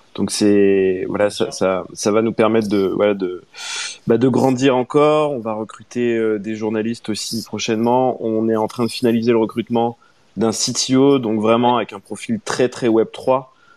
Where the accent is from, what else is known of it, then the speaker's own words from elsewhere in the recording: France; nous, en tant que Français